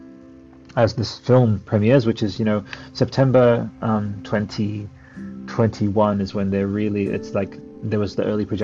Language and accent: English; Australia; also born or lived in Canberra; I'm Australian. I live in Canberra